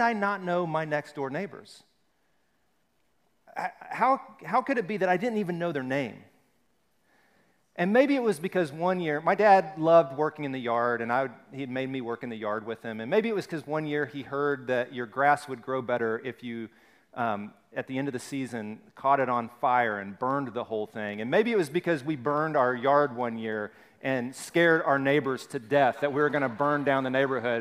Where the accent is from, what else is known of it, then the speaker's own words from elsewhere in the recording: Alabama, United States; 205, and I grew up in Alabama